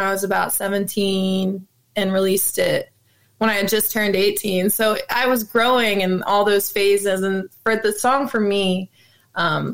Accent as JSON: {"language": "English", "town": "Levittown", "region": "Pennsylvania", "country": "United States", "tie": "born or raised there", "said": "I grew up in a place called Levittown, Pennsylvania"}